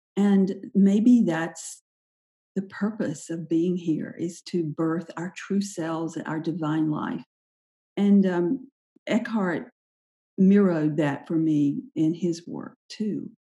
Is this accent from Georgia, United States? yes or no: yes; Sylvester, Georgia, United States; also born or lived in Anderson, South Carolina / Charleston, South Carolina / Marco Island, Florida; now in Chapel Hill, United States; I grew up in the little town of Sylvester